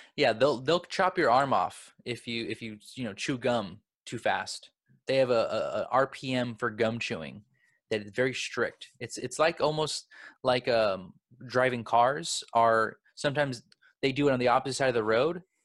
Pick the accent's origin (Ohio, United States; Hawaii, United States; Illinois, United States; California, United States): California, United States; Los Angeles; I'm from Los Angeles